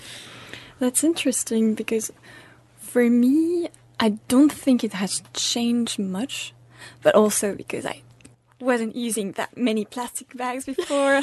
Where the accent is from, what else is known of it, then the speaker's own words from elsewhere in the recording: France; moved away; I'm from France